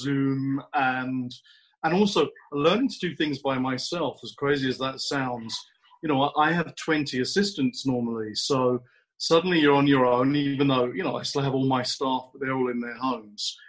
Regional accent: London, United Kingdom; moved away as an adult; now in Los Angeles, United States; I'm from London

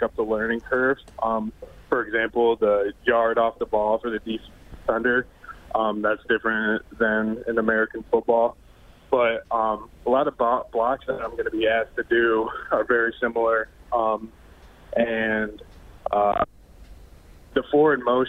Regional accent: Canada; as a Canadian fullback

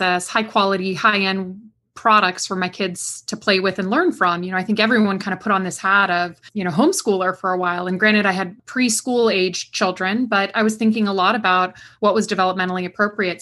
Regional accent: West Coast, United States; now in Durham, United States; I'm from the West Coast originally

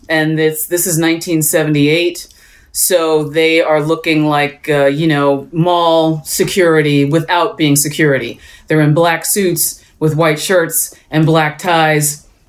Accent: Allentown, Pennsylvania, United States; I grew up in Allentown, Pennsylvania

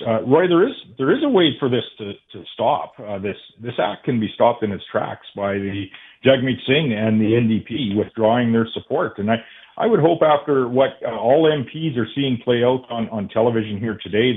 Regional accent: Canada; as a Canadian

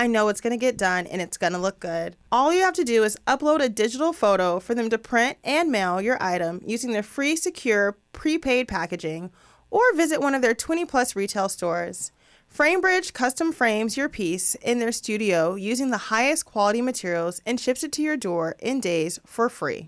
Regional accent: Los Angeles, California, United States; growing up out here in LA, there's people all over the place

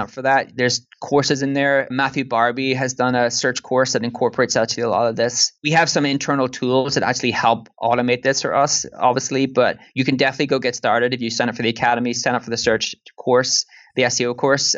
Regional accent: Ireland; accent: Irish; more my Irish accent

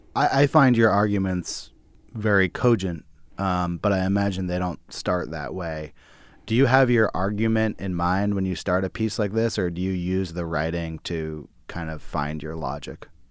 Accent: Berkeley, California, United States; I grew up in Berkeley

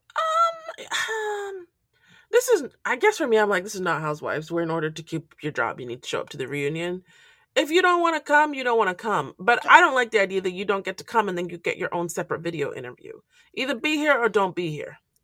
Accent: Nigeria; I'm Nigerian

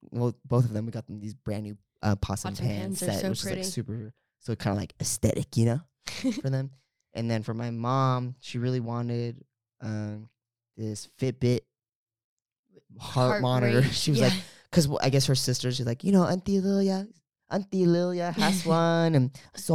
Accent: California, United States; because we're from the Bay. So it's San Francisco Giants colors.

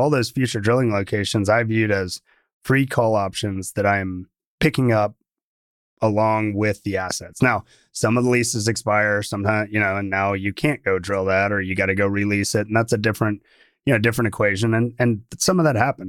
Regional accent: Atlanta, Georgia, United States; now in Texas, United States; I grew up in Atlanta

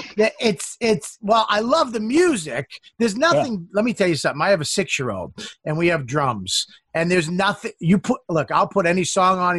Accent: Boston, Massachusetts, United States; I'm from Boston

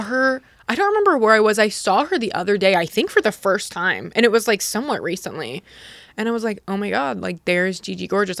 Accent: Utah, United States; moved away; I grew up in Utah

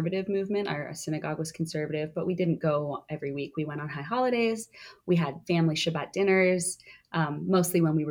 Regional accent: just outside of Toronto, Ontario, Canada; moved away as an adult; now in New York, United States; I grew up just outside of Toronto, Canada

